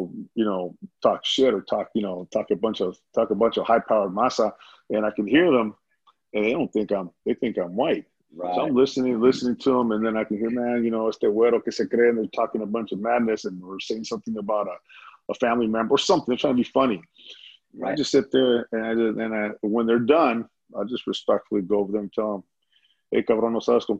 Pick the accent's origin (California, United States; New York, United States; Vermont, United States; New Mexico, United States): California, United States; Los Angeles; East LA. East